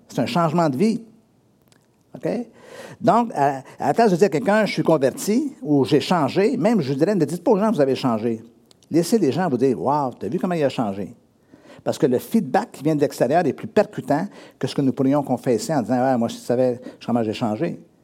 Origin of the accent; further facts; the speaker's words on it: Drummondville, Quebec, Canada; moved away; also born or lived in Sherbrooke; je suis né à Drummondville, et un jour, je suis déménagé à Sherbrooke, j'étais huit ans à Sherbrooke